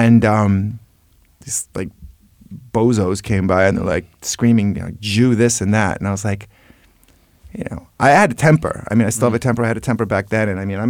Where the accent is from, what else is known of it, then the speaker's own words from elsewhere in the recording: New York, United States; I'm from New York